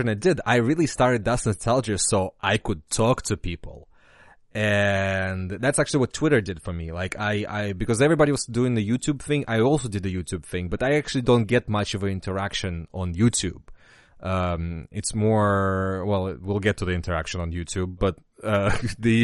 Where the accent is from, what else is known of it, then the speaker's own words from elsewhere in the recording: Russia; now in United States; I've played a lot of DOS games growing up in Russia